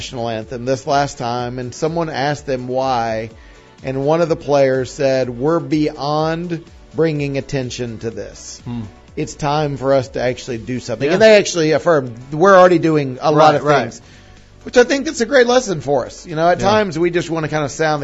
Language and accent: English; East Tennessee, United States; also born or lived in Nashville; growing up in East Tennessee